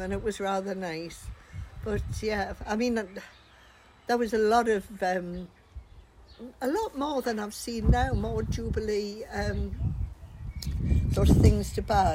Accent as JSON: {"language": "English", "country": "Australia", "tie": "born or raised there", "said": "I was born in Australia in 19 whenever."}